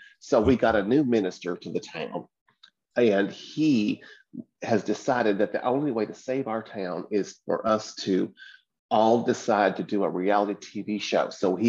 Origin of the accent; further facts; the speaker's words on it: the South, United States; And I'm from the South, so I talk like this the entire time.